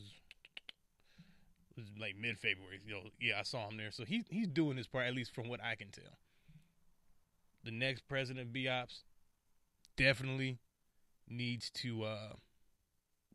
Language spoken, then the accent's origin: English; Detroit, Michigan, United States; my hometown, number eight, Detroit Pistons